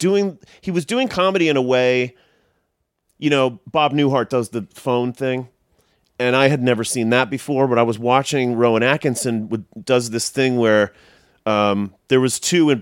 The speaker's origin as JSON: {"language": "English", "region": "London", "country": "United Kingdom", "tie": "born there", "said": "When I was 11, I was born in London. My dad was working there at the time."}